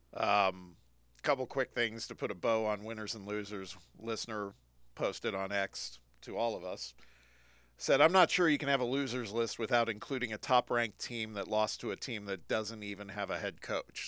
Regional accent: Indiana, United States; my home state

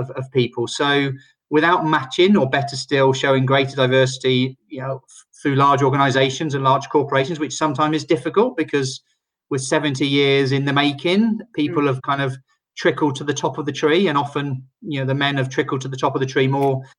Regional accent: Oxford, South East England, United Kingdom; moved away as an adult; now in Barcelona, Spain; Originally, I'm from Oxford in England, where I both studied and started my early career

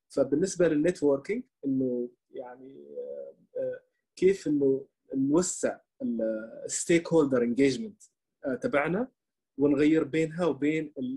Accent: Oman; first language Arabic; نحن في عندنا في عمان

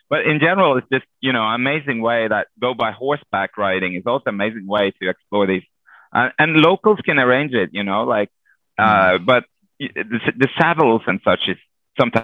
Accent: Norway; moved away; also born or lived in Lankaran, Azerbaijan; I'm from Norway.

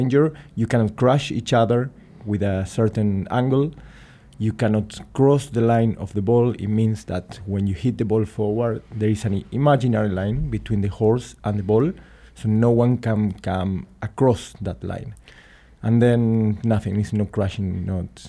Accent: Argentina; moved away as an adult; also born or lived in Luxembourg; I come from Argentina, I go back and forward from Argentina

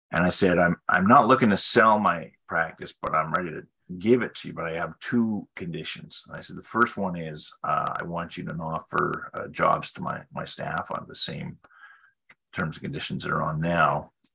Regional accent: British Columbia, Canada; moved away as an adult; also born or lived in Ottawa / Switzerland; I was actually from British Columbia

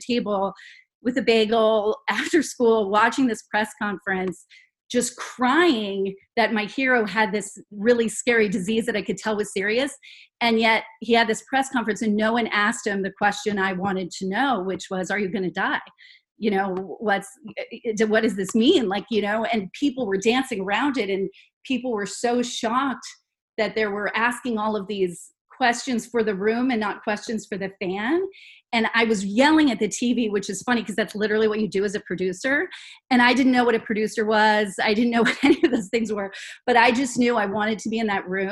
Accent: Los Angeles, California, United States; I grew up in Los Angeles

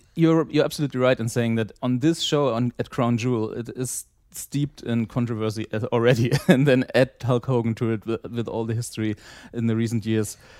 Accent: East Germany, Germany; I grew up in East Germany.

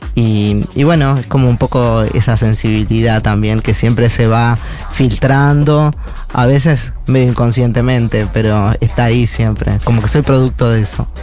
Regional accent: Uruguay; soy uruguayo y, crecí en mi casa escuchando mucho

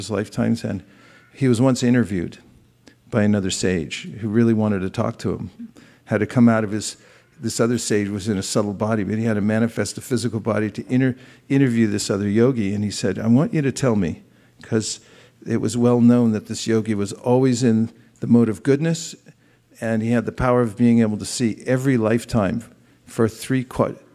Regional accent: California, United States; I grew up in California. They fed me avocados and artichokes when I was a kid, and I thought, yeah, I'm a Californian

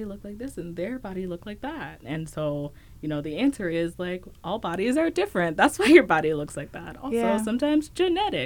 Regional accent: Dallas, Texas, United States; moved away as an adult; now in Twin Cities, United States; I grew up in Dallas, which is, like, a huge city.

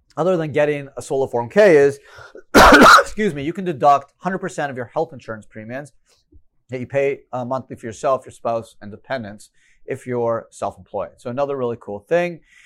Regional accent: Canada; moved away; I grew up in Canada.

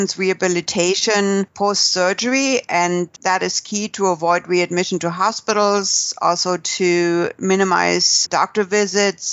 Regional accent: San Diego, California, United States; here in my hometown in San Diego

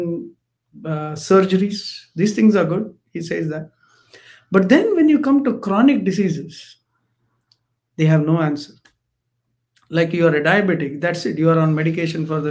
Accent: Mangalore, Karnataka, India; I come from Mangalore, right, South India

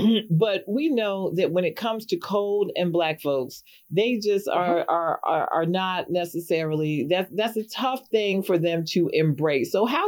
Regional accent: New York City, New York, United States; I grew up in New York City. We had snow every year

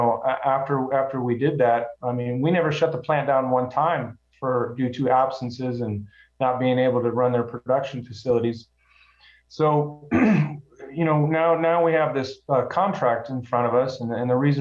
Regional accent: Omaha, Nebraska, United States; also born or lived in Englewood, Colorado; I was born in Inglewood, Colorado, and I moved to Omaha, Nebraska. My dad worked for the Union Pacific Railroad. I moved to Omaha when I was in second grade, and I've been here ever since

